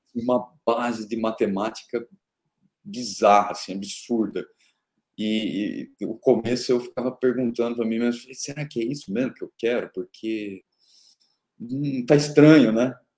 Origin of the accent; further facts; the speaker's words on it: Araraquara, São Paulo, Brazil; eu nasci em Araraquara, interior de São Paulo, no Brasil